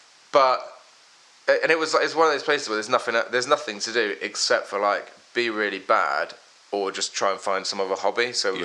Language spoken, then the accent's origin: English; London, United Kingdom; born there; also born or lived in Worthing / Philadelphia; I actually was born in London. I was born in London, then, because I'm half American.